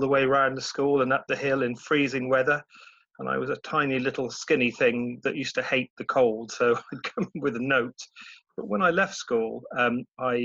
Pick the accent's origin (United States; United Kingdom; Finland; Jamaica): United Kingdom; Cheltenham, South West England; My childhood was pretty good in Cheltenham